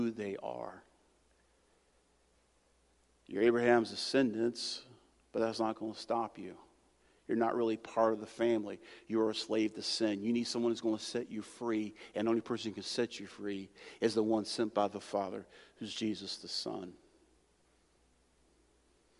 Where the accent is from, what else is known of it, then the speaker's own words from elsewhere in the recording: United States; as an American